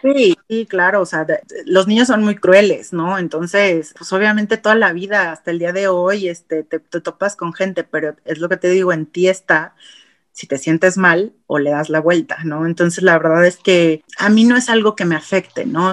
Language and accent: Spanish; Mexico; en nuestro país no tenemos una cultura hacia apoyar a deportistas